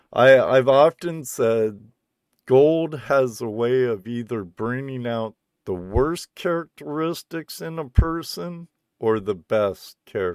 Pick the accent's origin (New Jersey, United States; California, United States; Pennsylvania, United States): California, United States; Southern; also born or lived in North Cascades, Washington; now in Washington, United States; I was born and raised in Southern California, Jack. Southern California beach bum, surfer dude, skater dude.